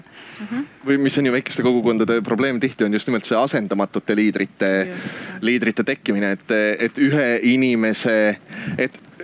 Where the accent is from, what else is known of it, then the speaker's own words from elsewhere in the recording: Orissaare, Saare County, Estonia; moved away; see koht, kus ma päriselt ise pärit olen, on Orissaare, mis on Saaremaa idaosas